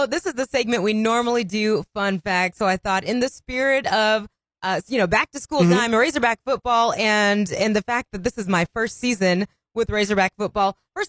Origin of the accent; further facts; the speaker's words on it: Indiana, United States; moved away as an adult; also born or lived in Chicago; now in Fayetteville, United States; And so I am from Indiana, went to Purdue